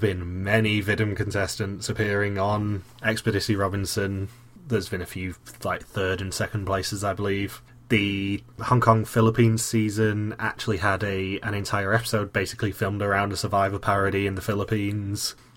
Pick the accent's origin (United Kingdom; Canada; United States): United Kingdom; I'm the British one.